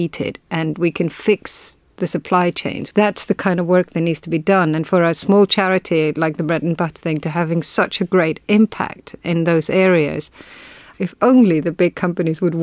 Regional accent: Iceland; I am from Iceland

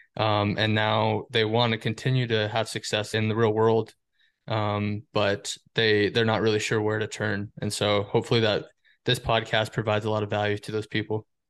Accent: Windsor, Colorado, United States; moved away as an adult; also born or lived in Fort Collins, Colorado / Buffalo, New York; now in Seattle, United States; I was born in Fort Collins, Colorado, grew up in Windsor

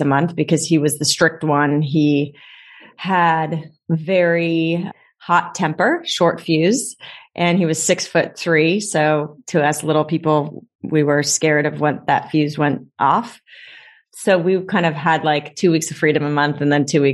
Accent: Long Beach, California, United States; I grew up in the LBC, Long Beach, okay. California.

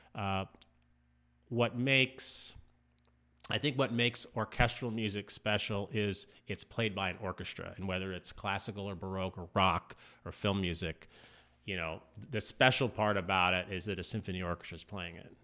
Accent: Southern California, United States; also born or lived in Indianapolis / East Coast / Texas; now in Fort Smith, United States; I'm originally from Southern California

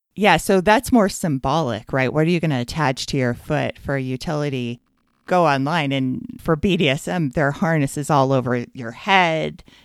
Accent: United States; as an American

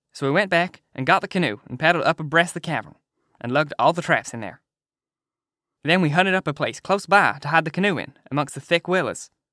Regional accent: United Kingdom; being British

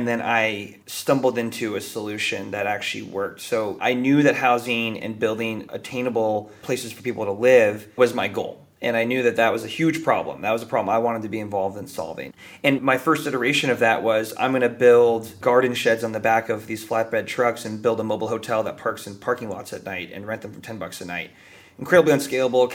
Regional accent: Bay Area, California, United States; I grew up in the Bay Area, which has got to be one of the most privileged places to grow up in the entire world

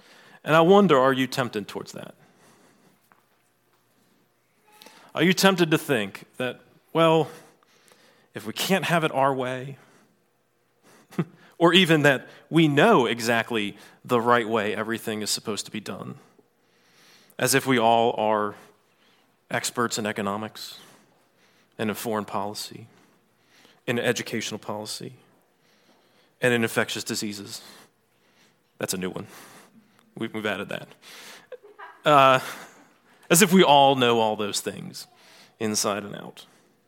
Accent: Virginia, United States; So I grew up in Southeast Virginia in the 80s and 90s.

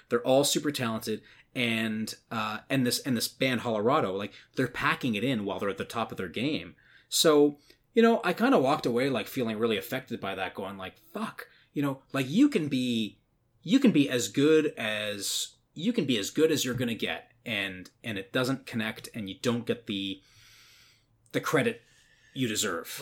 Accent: Newmarket, Ontario, Canada; my hometown, which is which is Newmarket, Ontario, which is where I grew up from when I was like kind of 14 onwards

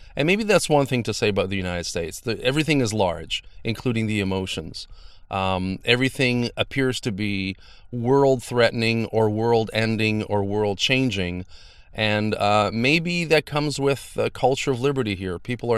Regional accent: Canada; Now, as a Canadian, I always felt like we had a little bit the one-up. You know, you don't hear a lot about violence and things like that in Canada, at least less.

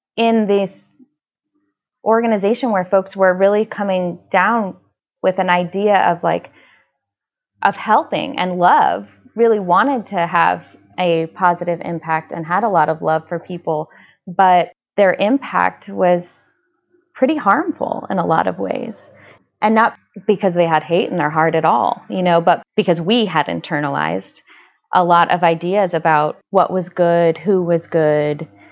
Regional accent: Indianapolis, Indiana, United States; born or raised there

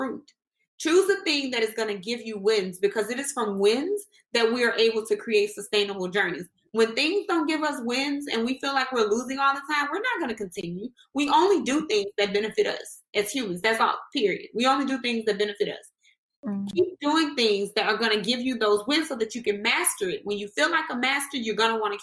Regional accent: Mississippi, United States; I was born in Mississippi

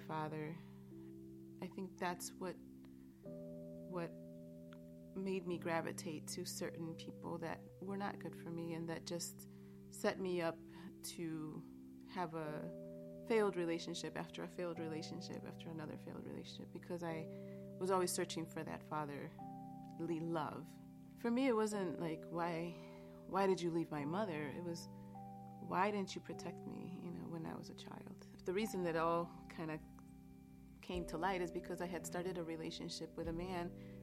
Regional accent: Chicago, Illinois, United States; also born or lived in Boston; I was born in Boston. When I was two, we moved to Chicago

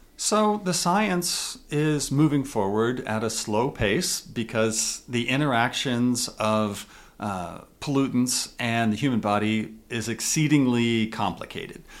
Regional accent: Kansas, United States; now in Utah, United States; I grew up in Kansas where there were no mountains at all.

